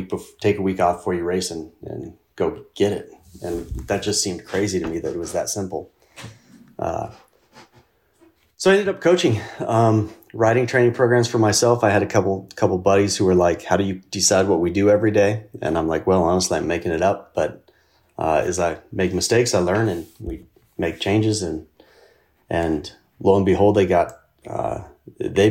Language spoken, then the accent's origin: English; Casper, Wyoming, United States; my hometown, which was Casper, Wyoming